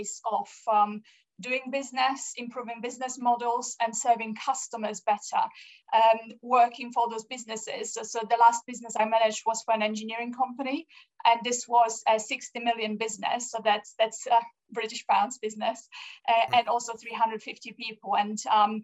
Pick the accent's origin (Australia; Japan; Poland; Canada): Poland; also born or lived in Austria / France / Angola; now in United Kingdom; I was born in Poland. We emigrated to Austria